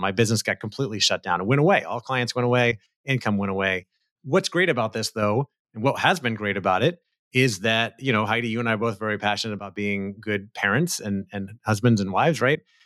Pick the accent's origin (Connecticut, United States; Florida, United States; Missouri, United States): Florida, United States; Central; moved away as an adult; now in California, United States; I grew up in Florida, Central Florida